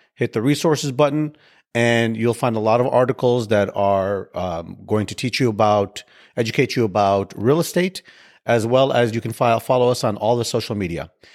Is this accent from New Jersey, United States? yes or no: no; Chicago, Illinois, United States; now in Houston, United States; I live in Houston. I grew up in Chicago.